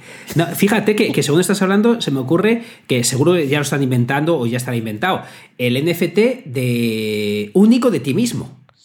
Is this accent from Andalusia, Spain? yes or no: no; Salamanca, Castile and León, Spain; soy salmantino